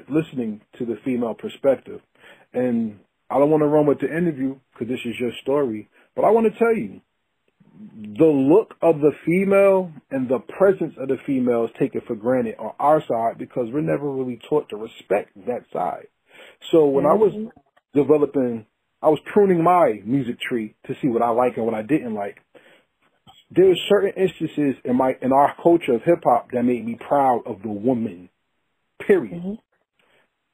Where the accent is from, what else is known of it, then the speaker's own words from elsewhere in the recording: New Jersey, United States; my home state, shout out to Jersey